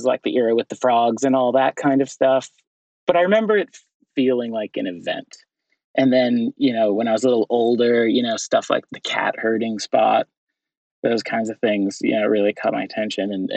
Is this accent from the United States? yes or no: yes; Barrington, Illinois, United States; now in New York, United States; I'm from the Chicago area. I'm from a suburb called Barrington, Illinois.